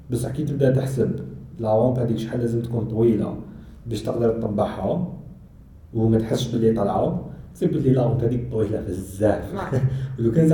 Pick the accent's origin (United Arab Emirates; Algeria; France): Algeria; حنا جزائريين